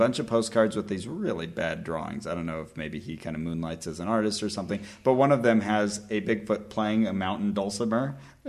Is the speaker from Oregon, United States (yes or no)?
no; Santa Cruz, California, United States; So I returned to my hometown of Santa Cruz, California.